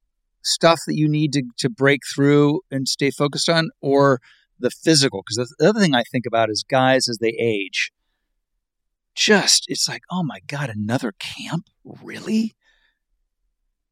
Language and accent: English; Dayton, Ohio, United States; moved away; I'm an Ohio kid